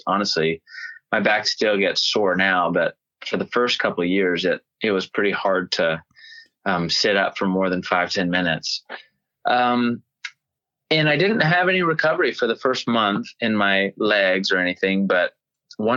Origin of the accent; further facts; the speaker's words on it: Knoxville, Tennessee, United States; moved away as an adult; also born or lived in Nashville, Tennessee; now in California, United States; my hometown, Knoxville